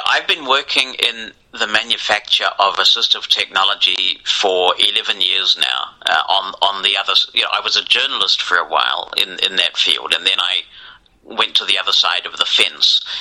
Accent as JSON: {"language": "English", "country": "New Zealand", "tie": "born or raised there", "said": "I grew up in New Zealand, a long way from where a lot of the stuff was happening"}